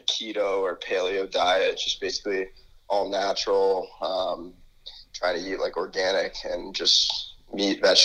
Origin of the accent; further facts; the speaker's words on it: Connecticut, United States; moved away as an adult; now in Michigan, United States; I'm from Connecticut, so didn't grow up in Michigan